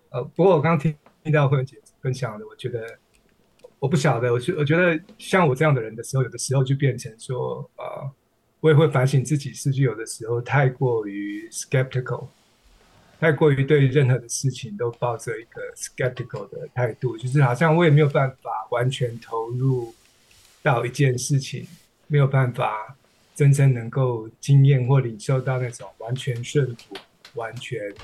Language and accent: Chinese; Taiwan; moved away as an adult; now in United States; 我在，呃，台湾出生，从小就是基督徒，到三十岁之后，啊，到美国求学工，工作，所以到现在已经有二十年了